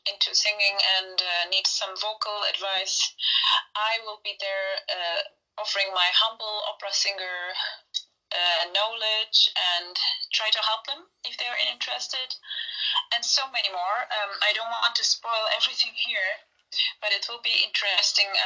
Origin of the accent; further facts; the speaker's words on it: Turkey; Yeah, I was born in Turkey.